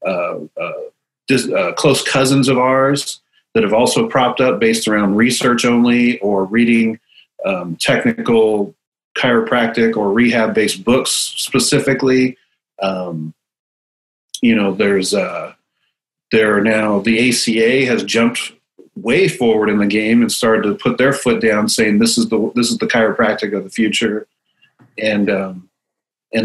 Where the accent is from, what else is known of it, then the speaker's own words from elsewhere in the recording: San Luis Obispo, California, United States; moved away as an adult; now in Portland, United States; I am hailing from San Luis Obispo, California, but fighting out of Portland, Oregon